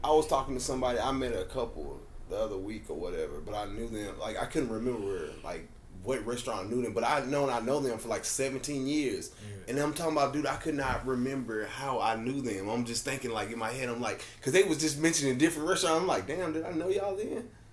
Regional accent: Nashville, Tennessee, United States; I grew up out in Bellevue

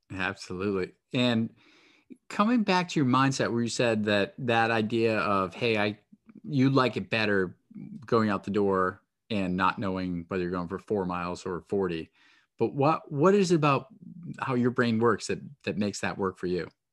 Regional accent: New Hampshire, United States; moved away; I grew up in New Hampshire, and then when I went away to school, people would tease me so much for my accent.

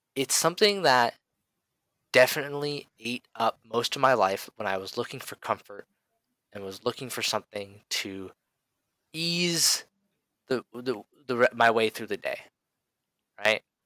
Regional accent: United States; as an American

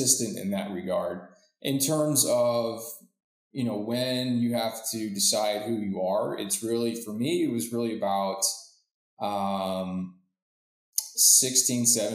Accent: Florida, United States; I was born in Florida

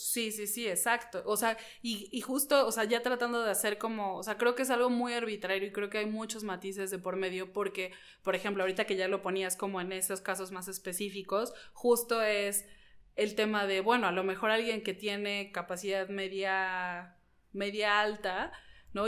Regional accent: Mexico City, Mexico; las ciudades que vivimos los mexicanos CDMXenses

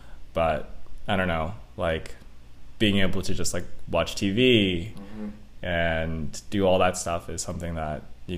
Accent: Elk Grove, California, United States; For the people listening out there, I'll say Elk Grove is more commonly referred to as Sacramento.

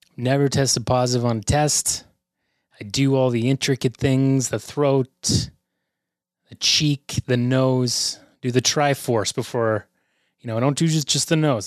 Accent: Canada; We are the Canadian content

